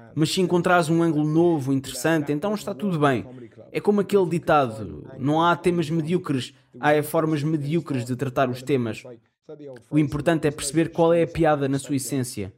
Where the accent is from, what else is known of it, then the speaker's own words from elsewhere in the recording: Bristol, South West England, United Kingdom; Portuguese is a second language; Bristol, cidade de onde eu sou